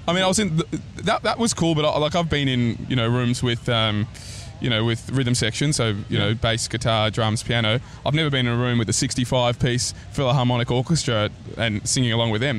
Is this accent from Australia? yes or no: yes; Australia; accent: Aussie; my Aussie accent's just lifted up a notch